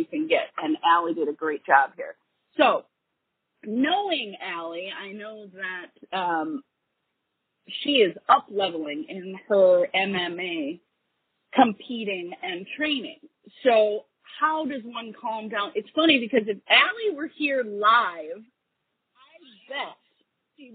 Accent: Wisconsin, United States; I was born and raised in Wisconsin.

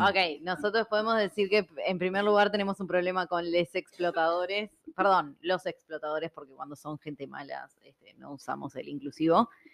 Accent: Montevideo, Uruguay; yo no soy de 33, yo soy de Montevideo

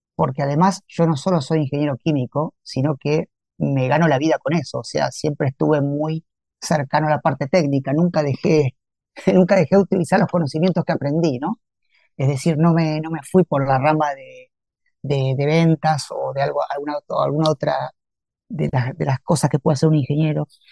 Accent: Santa Fe, Argentina; moved away as an adult; now in Campana, Argentina; Santa Fe, mi ciudad natal

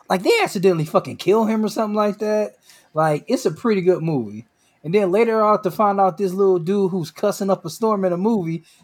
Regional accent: New York, United States; Like I'm from New York, he's from California.

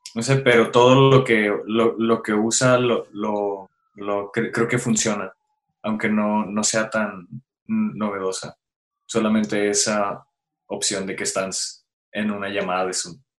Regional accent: Mexico; nosotros como mexicanos

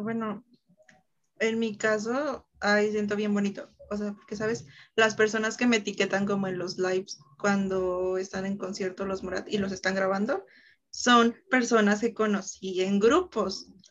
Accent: Mexico; tres somos mexicanas

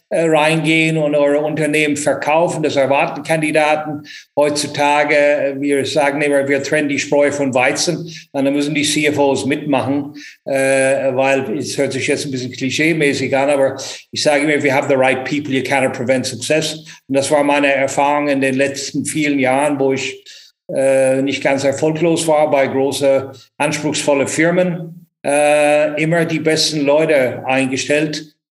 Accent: Ireland; now in Frankfurt am Main, Germany; ich bin in Irland aufgewachsen, aber lebe mehr oder weniger zwei Drittel von meinem Leben hier in good old Frankfurt am Main

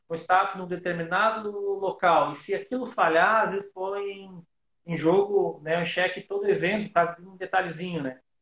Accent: Joaçaba, Santa Catarina, Brazil; eu nasci em Joaçaba

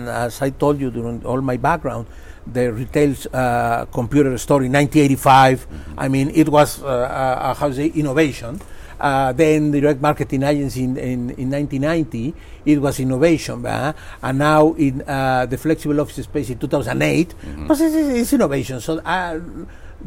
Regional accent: Mexico; moved away as an adult; I am from Mexico

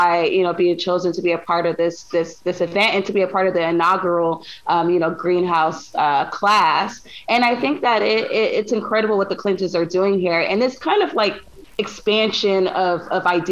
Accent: Los Angeles, California, United States; I'm from South Central Los Angeles, and the community I grew up in, we're very, you know, tight community based

